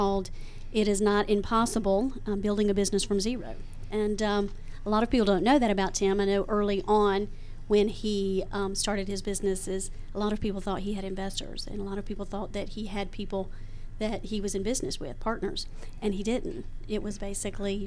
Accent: Georgia, United States; we're from Georgia. I've lived here all my life

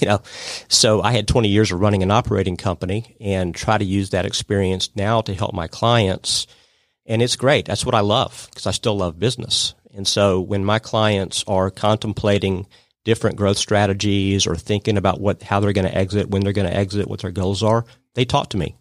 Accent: Atlanta, Georgia, United States; my background is I grew up in Atlanta.

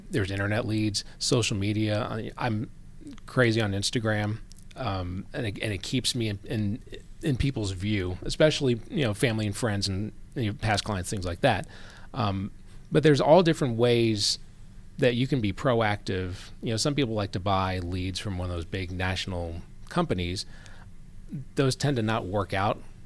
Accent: Gwinnett, Georgia, United States; also born or lived in New Jersey; I grew up here in Gwinnett. So I came here, uh, spent ten years in New Jersey, and then my dad got transferred down here in eighty-eight

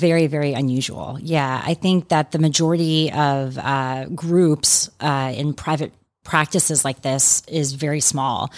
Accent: Atlanta, Georgia, United States; also born or lived in New York City; I'm from Atlanta, so I have just been delighted and love to be back here practicing in Atlanta

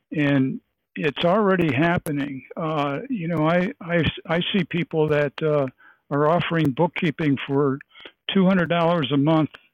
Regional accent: Lake Placid, New York, United States; I'm from Lake Placid, New York, and uh, we're, we're the Olympic sports capital

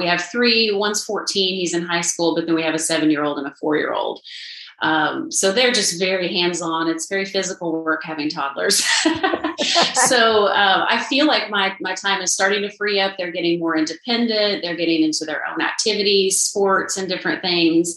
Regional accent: Southern Illinois, United States; now in Nashville, United States; I'm from Southern Illinois

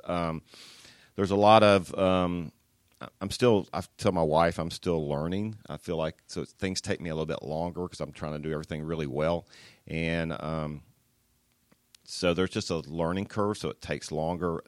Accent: Atlanta, Georgia, United States; I was born in Atlanta, so I grew up in the south side of Atlanta

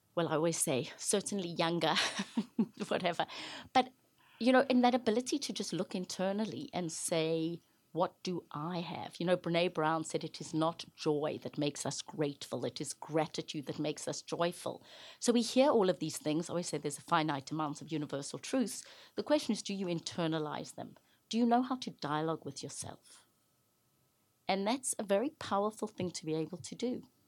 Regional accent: Johannesburg, Gauteng, South Africa; moved away as an adult; now in United States; I grew up in South Africa during the height of apartheid or segregation.

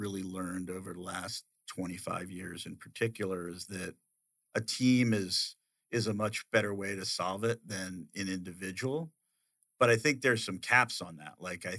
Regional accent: Okinawa, Japan; born there; that's what I saw in action when I was born in Okinawa, right?

